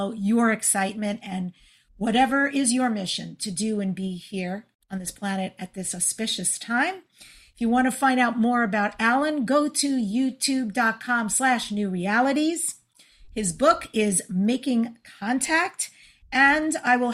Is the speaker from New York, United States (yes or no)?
yes; North Bellmore, New York, United States; I grew up in a town called North Belmore